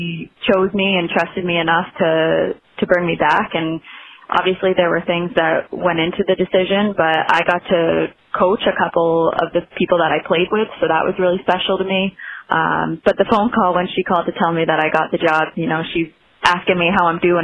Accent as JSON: {"language": "English", "town": "York", "region": "Maine", "country": "United States", "tie": "born or raised there", "also_born_or_lived": "Boston", "moved": "as an adult", "said": "I'm originally from York, Maine, so I went to York High School"}